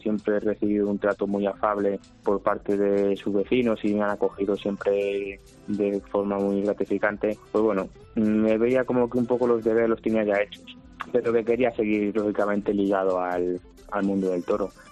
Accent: El Tiemblo, Castile and León, Spain; el Tiemblo porque es mi pueblo

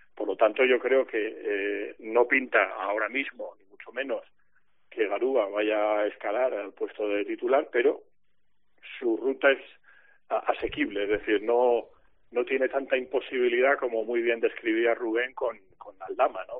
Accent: Spain; como ciudadano español

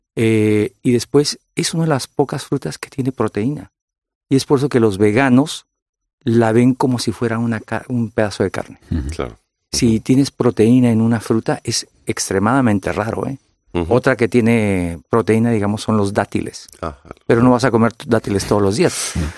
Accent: California, United States; yo soy de California. Soy de origen mexicano y origen vasco.

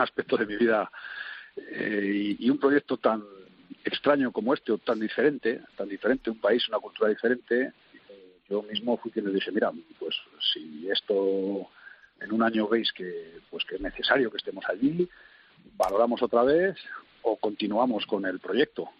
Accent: Spain; moved away as an adult; now in Kuwait; lo que somos los españoles, que somos muy, prácticos y muy operativos

